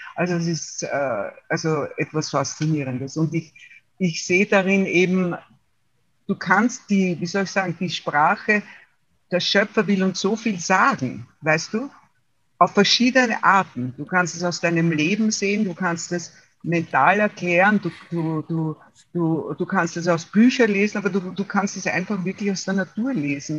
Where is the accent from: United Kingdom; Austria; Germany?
Austria; Waldviertel, Lower Austria; now in Wienerwald, Austria; bin aufgewachsen im Waldviertel in Österreich, im Norden, und lebe seit 42 Jahren im Wiener Wald.